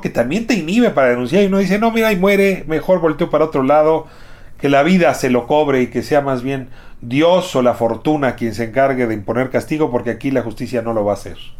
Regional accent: Mexico; como ciudadano mexicano

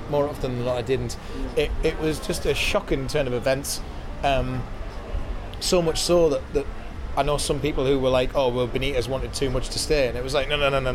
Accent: County Durham, North East England, United Kingdom; moved away as an adult; now in Newcastle, United Kingdom; I'm not from Newcastle, but it has always felt like home. Came to uni here, moved up here

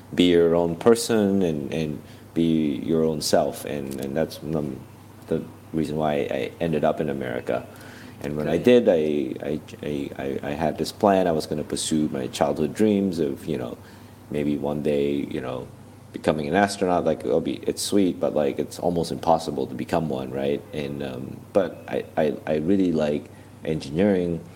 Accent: Malaysia; first language English; moved away as an adult; now in United States; as a kid growing up in Malaysia

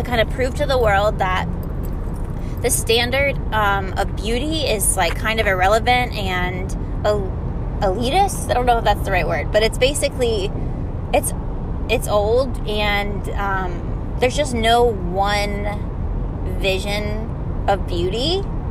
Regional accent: Florida, United States; I'm from Florida

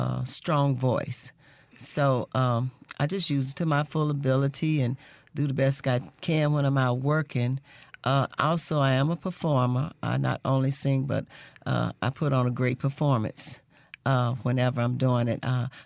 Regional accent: Tunica, Mississippi, United States; moved away; also born or lived in Chicago; I'm a Mississippi gal. I was born in Tunica, Mississippi. I'm going to put that out there. So a lot of the stuff you hear coming out of me is, I would say, a Chicago style with a Mississippi twist.

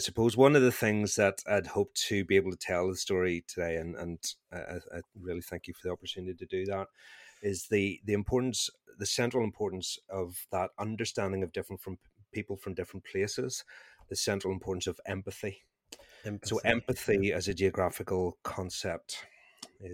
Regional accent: Northern Ireland, United Kingdom; accent: Northern Irish; I feel like I should potentially lean into my Northern Irish accent here

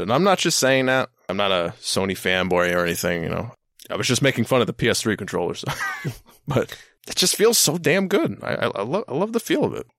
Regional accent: Long Island, New York, United States; also born or lived in Bronx, New York; I've lived on Long Island pretty much my entire life. I was born in the Bronx, you know, I was, we moved to Long Island when I was, like, b, not even one. So, pretty much raised my entire life here

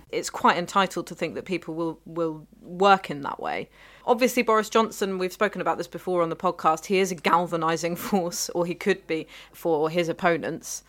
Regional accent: London, United Kingdom; I was born in London.

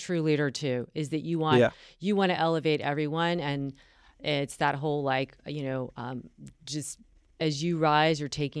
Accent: North Carolina, United States; I'm from North Carolina and the South.

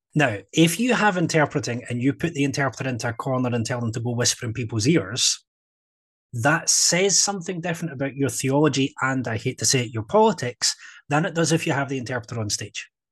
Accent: Scotland, United Kingdom; I am Scottish

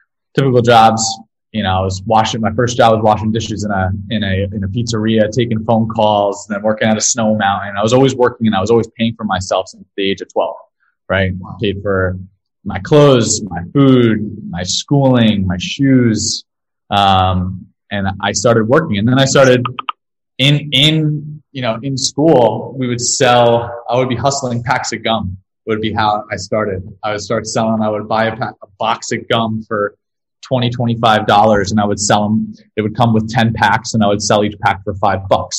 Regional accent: Ramsey, New Jersey, United States; I was born in New Jersey, in Ramsey, New Jersey. And I grew up there

